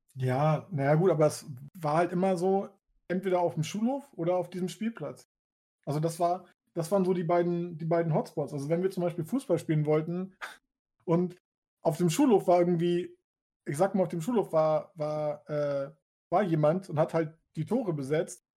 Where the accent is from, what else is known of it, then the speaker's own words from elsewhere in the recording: Hamburg, Germany; also born or lived in Switzerland; ich bin in Hamburg geboren, habe irgendwann zwischendurch äh, kurz ein halbes, dreiviertel Jahr in der Schweiz gewohnt und dann wieder nach Hamburg. Aber außer diese kleine Pause durchgehend in Hamburg